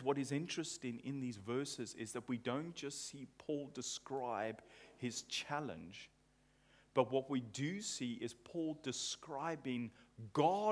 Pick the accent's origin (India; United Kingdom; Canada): United Kingdom; England; I'm English